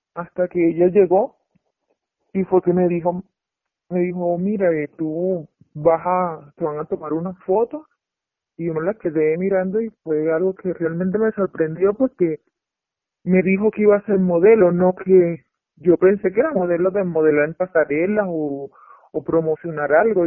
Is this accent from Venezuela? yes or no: yes; Venezuela; moved away as an adult; now in Mexico; Yo soy de Venezuela